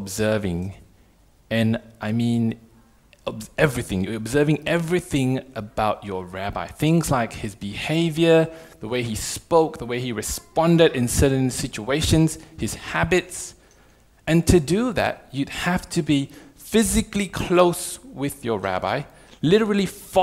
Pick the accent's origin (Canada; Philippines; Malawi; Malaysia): Malaysia; moved away as an adult; also born or lived in Perth, Australia; now in Australia; I come from Malaysia, so I'm from a non-Christian family